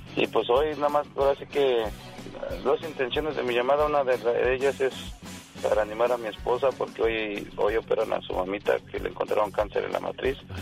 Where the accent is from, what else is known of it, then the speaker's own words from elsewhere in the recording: Mexico City, Mexico; now in United States; venimos del Distrito Federal, yo soy del barrio de Tepito